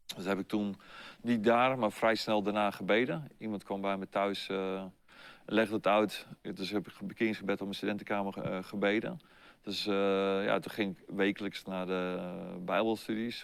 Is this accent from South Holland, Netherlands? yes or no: no; Nijkerk, Gelderland, Netherlands; ben geboren op 8 juli 1959, dat is voor jullie geboorte, in Nijkerk op de Veluwe. Okay. Dus eh, daar ben ik geboren en eh, opgegroeid